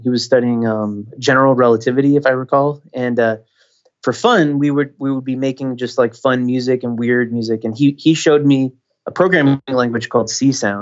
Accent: Michigan, United States; moved away; I grew up in Michigan, so I grew up around snow

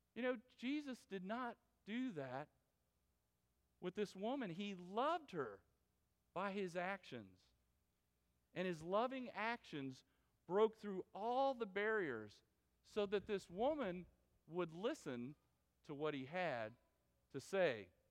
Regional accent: Florida, United States; moved away; I was from Florida

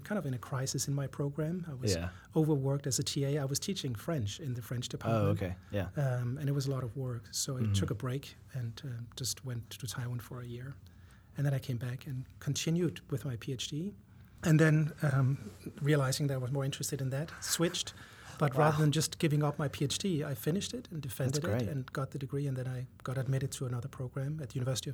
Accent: Denmark; moved away as an adult; also born or lived in France; now in United States; I was born in Denmark and went to college there for 2 years. Then I lived in France for 3 years

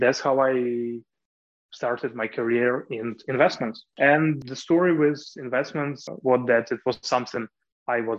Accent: Kyiv, Ukraine; I was born in Kiev in the medical dynasty.

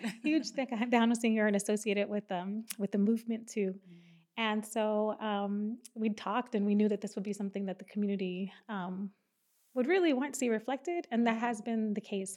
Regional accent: San Antonio, Texas, United States; I was born and raised here in San Antonio

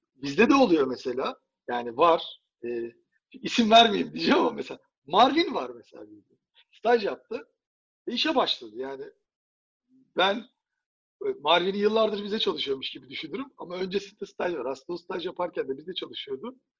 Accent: Turkey; Bir Türk olarak

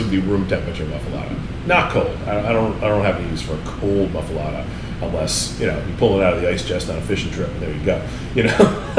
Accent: Rhode Island, United States; moved away as an adult; now in New Orleans, United States; I grew up in Rhode Island, grew up in New England up there.

